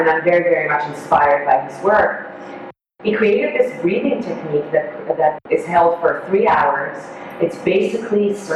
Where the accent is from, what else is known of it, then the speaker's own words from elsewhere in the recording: Israel; first language Hebrew; English is a second language; I'm Israeli, so my native tongue is Hebrew